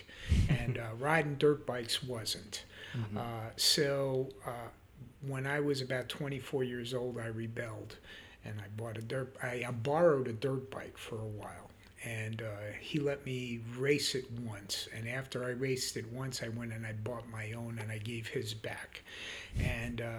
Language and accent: English; Yonkers, New York, United States; moved away; also born or lived in Lake Wylie / Charlotte area; I grew up in Yonkers, New York.